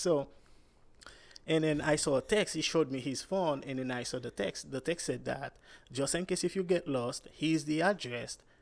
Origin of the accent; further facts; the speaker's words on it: Cap-Haïtien, Nord, Haiti; moved away; I'm Haitian